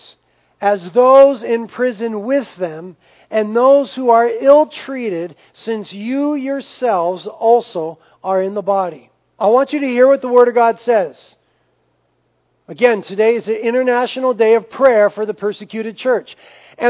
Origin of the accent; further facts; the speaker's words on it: United States; we have a tremendous privilege as Americans, as American Christians